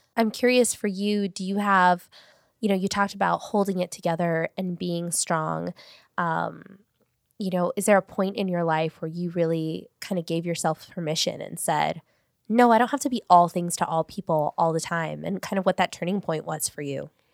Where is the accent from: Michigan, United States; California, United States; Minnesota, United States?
California, United States; Paramount; I grew up in Paramount. I went to school in Paramount